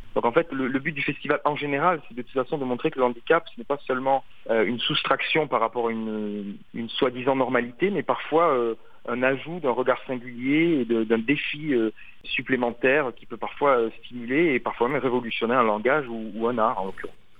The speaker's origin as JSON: {"language": "French", "country": "France", "said": "je suis français"}